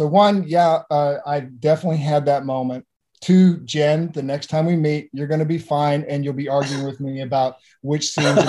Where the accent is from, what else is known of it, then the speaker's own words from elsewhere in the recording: United States; also born or lived in London; I'm an American.